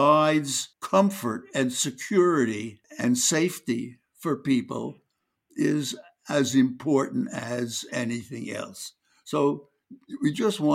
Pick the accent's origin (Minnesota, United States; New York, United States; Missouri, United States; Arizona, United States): New York, United States; New York City; moved away as an adult; I grew up in Brooklyn, New York